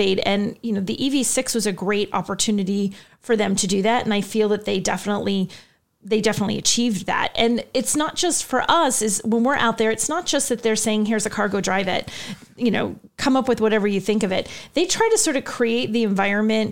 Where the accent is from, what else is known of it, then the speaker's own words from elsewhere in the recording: New England, United States; I'm from New England